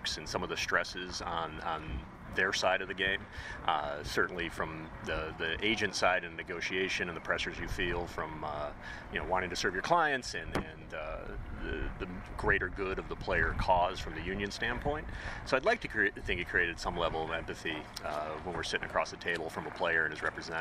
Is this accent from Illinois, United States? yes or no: yes; Chicago, Illinois, United States; I grew up in Chicago